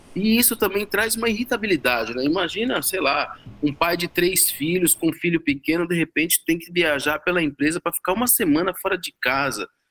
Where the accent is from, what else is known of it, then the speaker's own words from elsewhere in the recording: São Bernardo do Campo, São Paulo, Brazil; de São Bernardo, da minha cidade natal